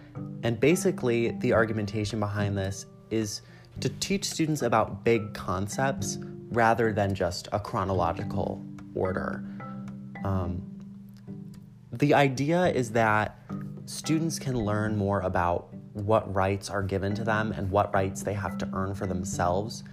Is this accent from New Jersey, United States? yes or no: no; Illinois, United States; I was from Illinois